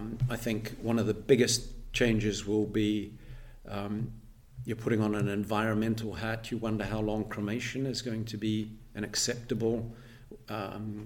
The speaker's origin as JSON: {"language": "English", "country": "New Zealand", "tie": "born or raised there", "moved": "as an adult", "lives_now": "Edinburgh, United Kingdom", "said": "I'm actually a Kiwi, born in New Zealand, married a Fifer, and settled here in Edinburgh."}